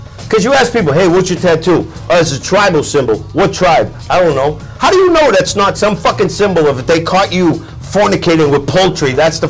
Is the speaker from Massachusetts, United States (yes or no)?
yes; Boston, Massachusetts, United States; now in New Hampshire, United States; I'm from East Boston. I've been living in New Hampshire.